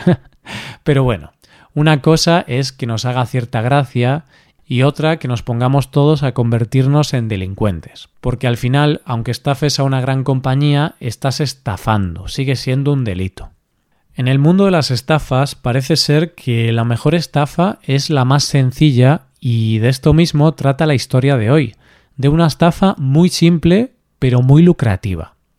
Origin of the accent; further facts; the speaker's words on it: Galicia, Spain; En mi tierra, en Galicia